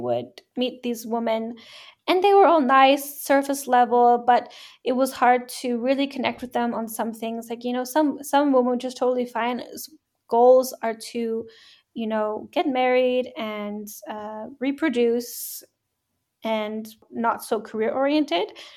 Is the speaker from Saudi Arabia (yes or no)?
no; Canada; moved away as an adult; now in Hamburg, Germany; I'm a Canadian. I live in Hamburg, Germany